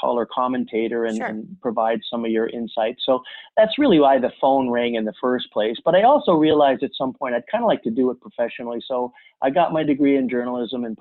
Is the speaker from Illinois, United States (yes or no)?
yes; Chicago suburbs, Illinois, United States; I'd played lots of sports growing up in the Chicago suburbs